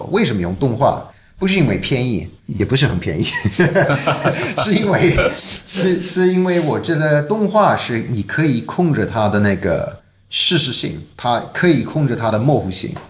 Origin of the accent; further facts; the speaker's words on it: United Kingdom; Chinese is a second language; 我当然我是英国人嘛，我从小就知道泰坦尼克号